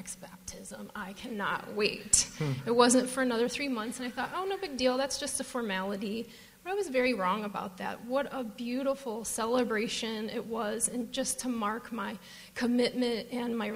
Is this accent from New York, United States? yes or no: no; Detroit, Michigan, United States; moved away as an adult; now in Phoenix, United States; I'm from Detroit, if you can't tell from my accent